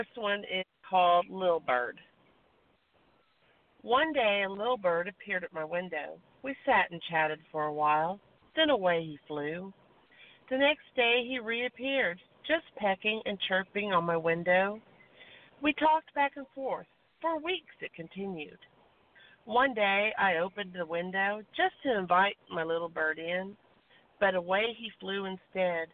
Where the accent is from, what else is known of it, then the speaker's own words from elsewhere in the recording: Texas, United States; we're both from Texas